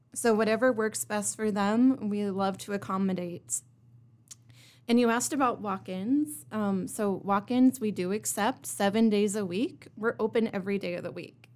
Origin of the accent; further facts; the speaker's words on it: Kearney, Nebraska, United States; now in Rapid City, United States; I come from Kearney, Nebraska, and I moved here to Rapid City in two thousand eight